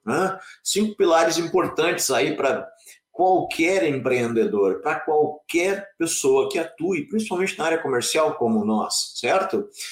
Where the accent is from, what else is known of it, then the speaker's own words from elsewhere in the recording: interior of Rio Grande do Sul, Brazil; moved away as an adult; also born or lived in Porto Alegre / Joaçaba; eu sou gaúcho do interior do Rio Grande do Sul